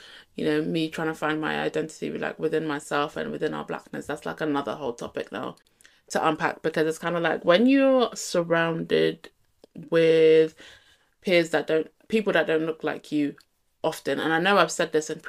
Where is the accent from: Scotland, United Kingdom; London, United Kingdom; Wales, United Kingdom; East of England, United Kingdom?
London, United Kingdom; accent: London; I still have a London accent, but it's just not as strong.